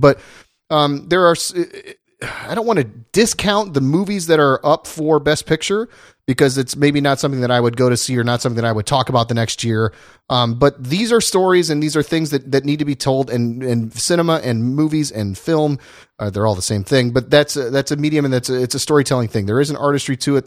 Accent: Indiana and Ohio, Midwest, United States; now in California, United States; I grew up in Indiana and Ohio

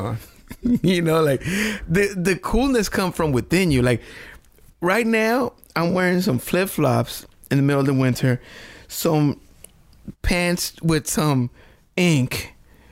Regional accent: Puerto Rico; English is a second language; moved away

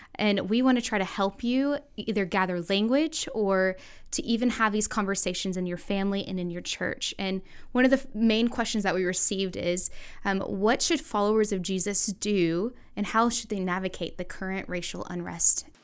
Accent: the South, United States; I grew up in the South

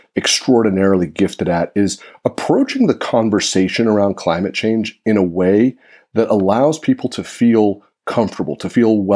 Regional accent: Santa Rosa, California, United States; I live in Santa Rosa, California, which is in Sonoma County. It's my hometown

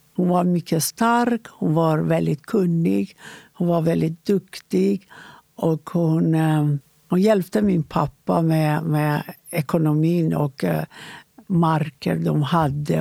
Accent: Iran; Swedish is a second language; moved away as an adult; now in Sweden; jag är född i Iran innan islamiska revolutionen

